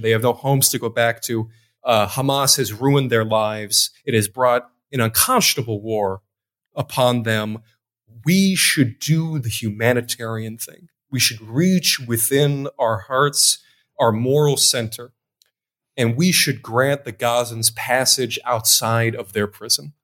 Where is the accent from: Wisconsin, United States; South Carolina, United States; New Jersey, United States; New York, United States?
Wisconsin, United States; now in Beirut, Lebanon; I was born in Wisconsin